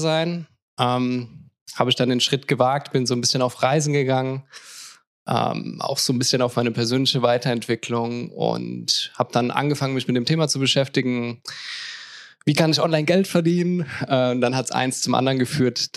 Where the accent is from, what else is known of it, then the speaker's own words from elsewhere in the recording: Mannheim, Baden-Württemberg, Germany; moved away as an adult; now in Lisbon, Portugal; ich komme ursprünglich aus Mannheim, bin mittlerweile nach Lissabon gezogen